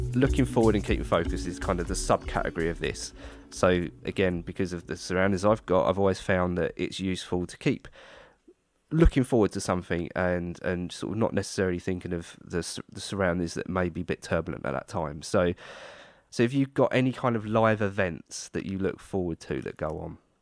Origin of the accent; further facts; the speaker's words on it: United Kingdom; being British